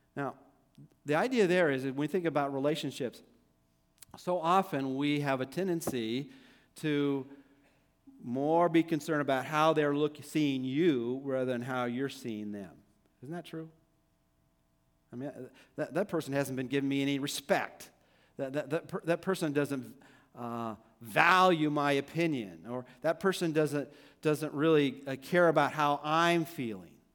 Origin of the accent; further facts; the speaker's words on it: Downey, California, United States; he was my youth pastor when I was growing up in Downey